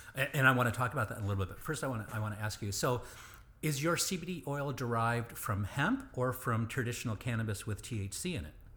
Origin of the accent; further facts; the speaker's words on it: Michigan, United States; I grew up in Michigan